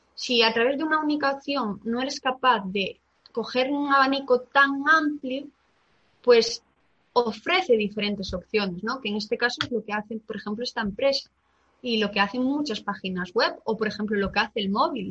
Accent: Galicia, Spain; como buena gallega

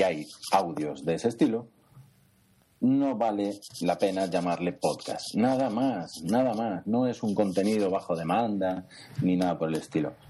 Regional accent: Spain; somos españoles

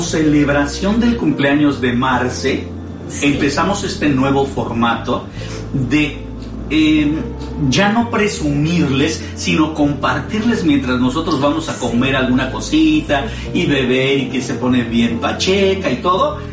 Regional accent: Mexico; now in United States; nosotros que somos mexicanos

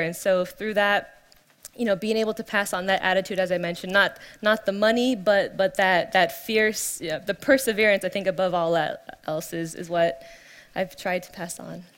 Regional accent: California, United States; born and raised in California

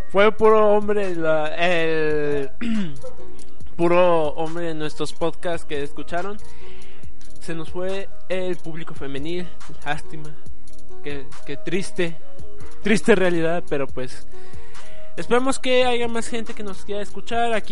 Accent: Mexico; somos negros y mexicanos, así que pues decimos que no están resueltos

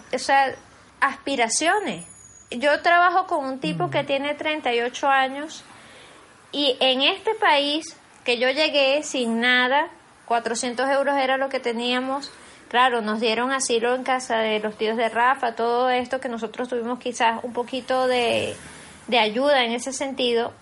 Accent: Venezuela; now in Spain; somos los venezolanos cuatriboleados

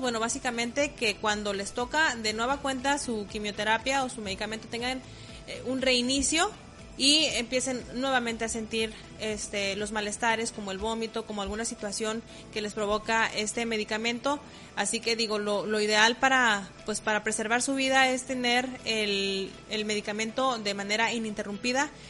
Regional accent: Mexico; como mexicanos buenos que somos

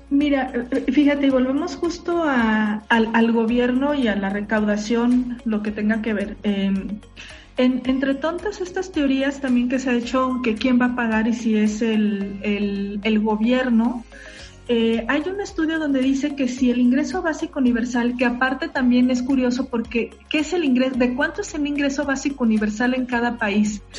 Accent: Mexico

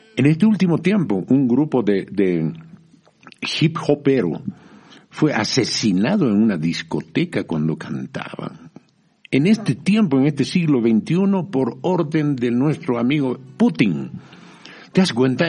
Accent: Bolivia; also born or lived in France / Mexico; yo soy bien boliviano

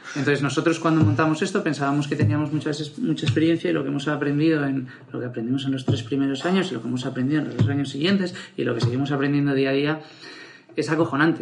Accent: Madrid, Community of Madrid, Spain; also born or lived in Barcelona; Yo soy de Barcelona, pero estudié el colegio en, en, Madrid. Me vine pequeñito a Madrid

